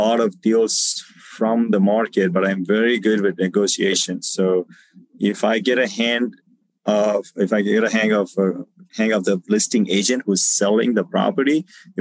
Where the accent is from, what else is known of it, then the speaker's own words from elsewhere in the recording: South India, India; moved away as an adult; also born or lived in Southern California; now in United States; I'm actually from South India as well.